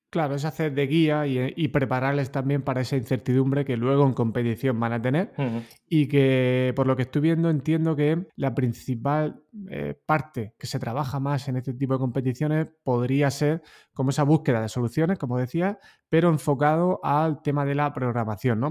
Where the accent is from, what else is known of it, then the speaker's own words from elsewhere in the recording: Totana, Region of Murcia, Spain; no hubiera salido de Totana, ¿no? de mi pueblo